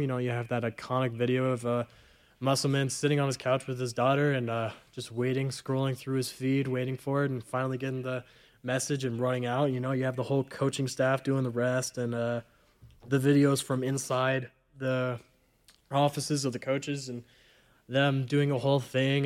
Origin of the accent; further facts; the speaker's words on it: Southern Nevada, United States; moved away as an adult; now in Reno, United States; I'm from Southern Nevada